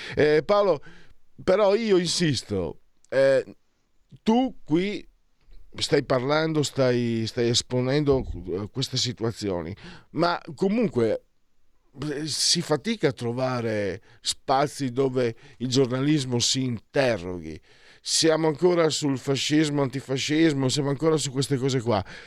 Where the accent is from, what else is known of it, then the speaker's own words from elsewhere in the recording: Veneto, Italy; dalle mie parti si dice malciapai, ehm, idioma, idioma veneto